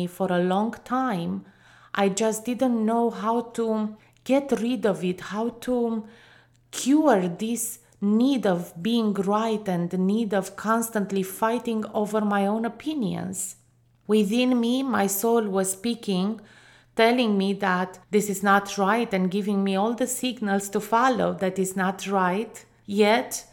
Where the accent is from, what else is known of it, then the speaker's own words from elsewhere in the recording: Romania; growing up in Romania, a country that for over 45 years was under a communist regime